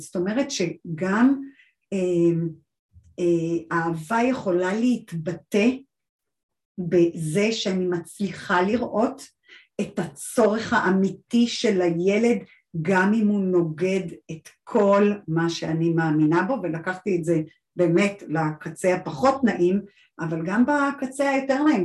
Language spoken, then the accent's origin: Hebrew; Israel; אני גדלתי בקיבוץ